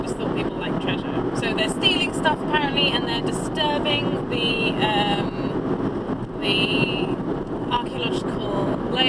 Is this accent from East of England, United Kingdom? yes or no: yes; Colchester, East of England, United Kingdom; I'm from Colchester, which is only a couple of hours drive from Cambridge